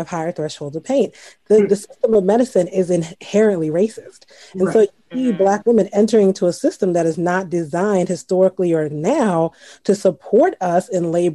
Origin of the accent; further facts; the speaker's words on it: Trinidad & Tobago; also born or lived in Baltimore; now in United States; I grew up in Trinidad